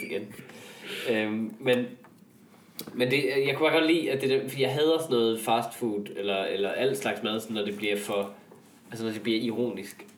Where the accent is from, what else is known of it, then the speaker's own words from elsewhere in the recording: North Jutland, North Denmark Region, Denmark; i Nordjylland, hvor jeg kommer fra